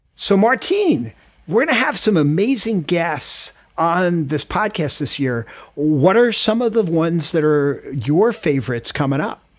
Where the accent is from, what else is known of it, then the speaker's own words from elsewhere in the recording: Rockland County, New York, United States; moved away as an adult; now in Washington, D.C., United States; I grew up in Rockland County, New York, with a crazy, like, small family, moved down here to American University